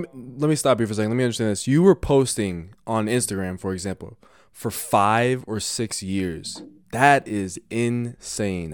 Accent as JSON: {"language": "English", "town": "Denver", "region": "Colorado", "country": "United States", "said": "I'm from Denver"}